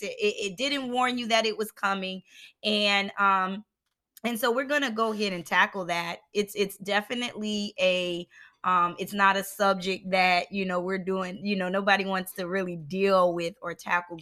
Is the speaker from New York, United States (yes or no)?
no; Philadelphia, Pennsylvania, United States; a kid growing up in Philadelphia